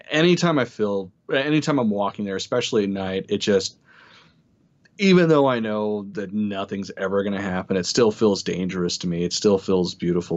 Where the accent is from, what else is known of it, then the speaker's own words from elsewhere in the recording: Utah, United States; accent: Utah; My horrible Utah accent with Spanish